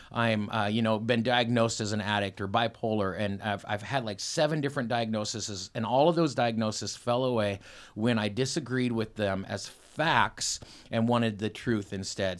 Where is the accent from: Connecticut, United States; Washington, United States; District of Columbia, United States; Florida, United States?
Washington, United States; Selah; born or raised there; also born or lived in Ellensburg, Washington